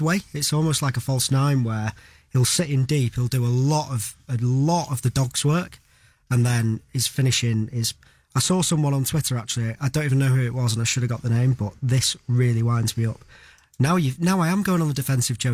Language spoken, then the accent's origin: English; England, United Kingdom; as an Englishman